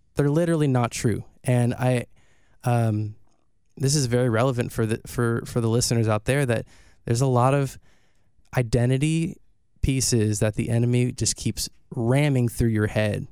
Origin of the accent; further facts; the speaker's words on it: Houston, Texas, United States; also born or lived in Santa Barbara, California / Humble, Texas; I was raised in Houston